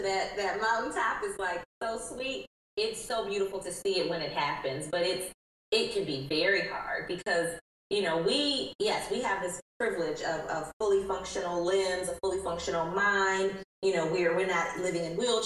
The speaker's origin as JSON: {"language": "English", "town": "Detroit", "region": "Michigan", "country": "United States", "tie": "born or raised there", "moved": "yes", "lives_now": "Charlotte, United States", "said": "I live in Charlotte, North Carolina. But I'm born and raised in Detroit."}